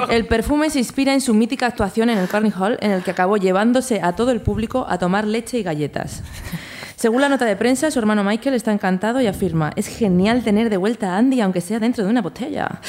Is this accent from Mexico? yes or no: no; Castellón de la Plana, Valencian Community, Spain; Eh, no, soy de Castellón de la Plana.